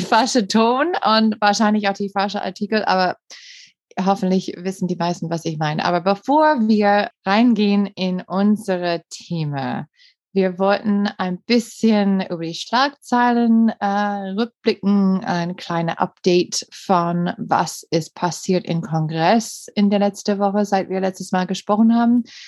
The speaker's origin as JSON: {"language": "German", "town": "Green Bay", "region": "Wisconsin", "country": "United States", "second_language": "German", "moved": "as an adult", "lives_now": "Germany", "said": "ich komme aus Green Bay und Green Bay, Wisconsin"}